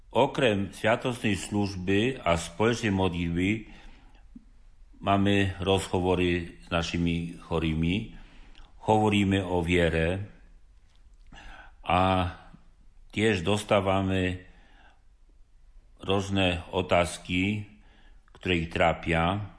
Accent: Poland; Slovak is a second language; now in Levoča, Slovakia; pacienti spoznajú, že som Poliak.

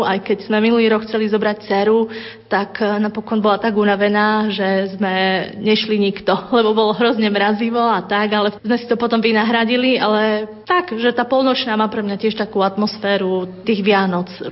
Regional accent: Nová Ľubovňa, Prešov Region, Slovakia; moved away as an adult; also born or lived in Bratislava; now in Bratislava area, Slovakia; pochádzam zo severovýchodu, zo Spiša. Môj manžel zase z Košíc

